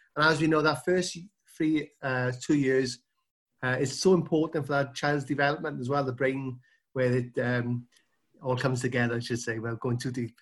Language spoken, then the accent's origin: English; South Wales, United Kingdom; Yeah, so I'm from South Wales, which is, um, part of the U K.